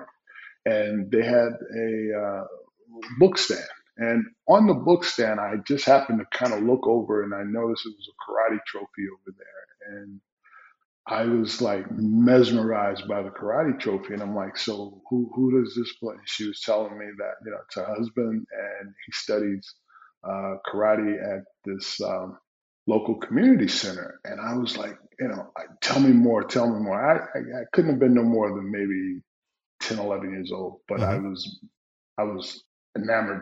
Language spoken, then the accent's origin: English; Newark, New Jersey, United States; growing up in Newark, New Jersey, you know, it's a different environment.